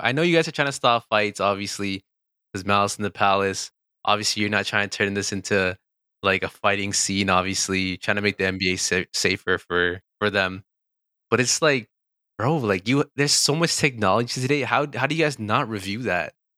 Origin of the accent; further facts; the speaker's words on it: Toronto, Ontario, Canada; we're from Toronto